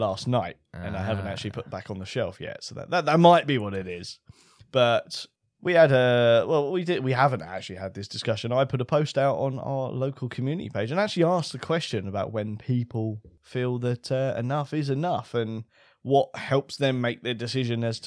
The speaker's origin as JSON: {"language": "English", "country": "United Kingdom", "said": "being British"}